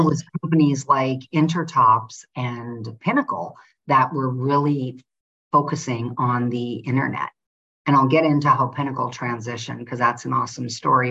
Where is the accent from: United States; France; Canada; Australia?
United States; North Dakota; moved away as an adult; also born or lived in Antigua; I'm from North Dakota, very privileged family